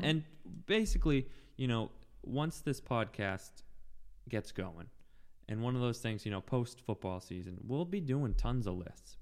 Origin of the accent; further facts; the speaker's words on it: Boston, Massachusetts, United States; moved away; also born or lived in Needham, Massachusetts; West Roxbury originally